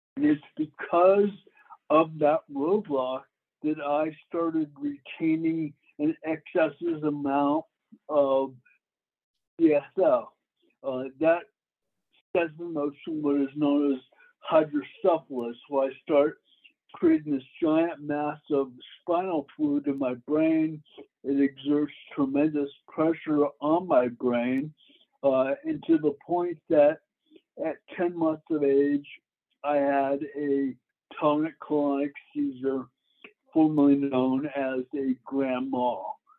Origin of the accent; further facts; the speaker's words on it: Florida, United States; moved away as an adult; also born or lived in Denver; I grew up in Florida.